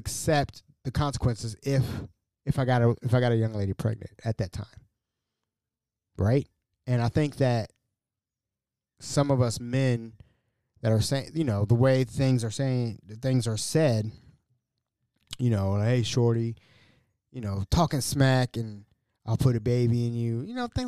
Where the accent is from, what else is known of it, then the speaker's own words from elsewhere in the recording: United States; As an American, a proud American, a veteran of this wonderful country of ours